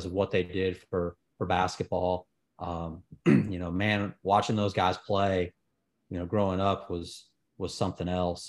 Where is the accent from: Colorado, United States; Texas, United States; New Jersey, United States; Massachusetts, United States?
Texas, United States; Houston; now in Birmingham, United States; I'm from Houston